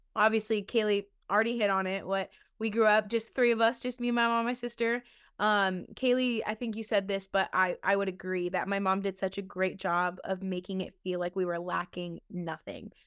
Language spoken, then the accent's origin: English; Ohio, United States; when we were growing up in Ohio